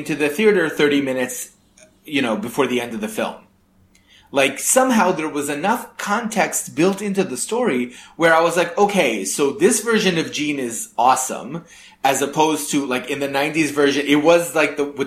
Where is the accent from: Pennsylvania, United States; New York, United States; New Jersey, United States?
New York, United States; I grew up in New York